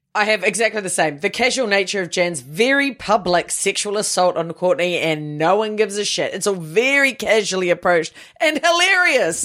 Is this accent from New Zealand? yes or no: yes; New Zealand; as a Kiwi team. We didn't have cheerleading or anything like